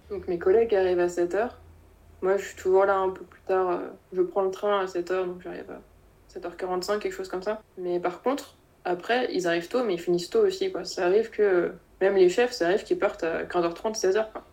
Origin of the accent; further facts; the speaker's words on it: Rennes region, Brittany, France; moved away; Je suis originaire de la région de Rennes, donc je vais pas bouger très loin pour mes études.